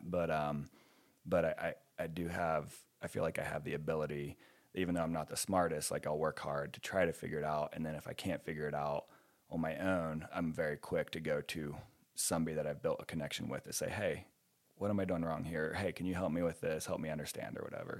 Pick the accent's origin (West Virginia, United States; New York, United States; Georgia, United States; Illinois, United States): West Virginia, United States; moved away as an adult; also born or lived in Ohio; now in New Mexico, United States; I grew up in West Virginia and Ohio